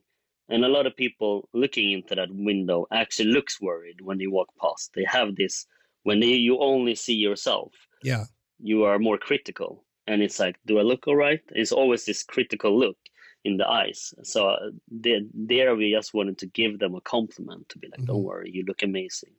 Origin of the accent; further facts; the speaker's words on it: Sweden; we're in Sweden, we're from Sweden